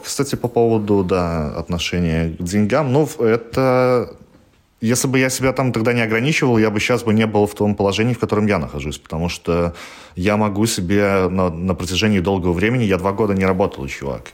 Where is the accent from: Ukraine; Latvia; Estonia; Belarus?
Belarus; moved away as an adult; now in Gdansk, Poland; я уезжал из Беларуси 4 раза